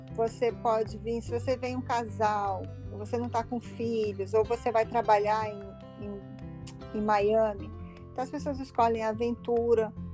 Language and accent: Portuguese; Rio de Janeiro, Brazil; accent: Brazilian; moved away as an adult; also born or lived in Los Angeles, United States / Brasília, Brazil; now in Florida, United States; eu sou do Rio, do Rio de Janeiro, e na década de 90 eu fui para Califórnia, fui para Los Angeles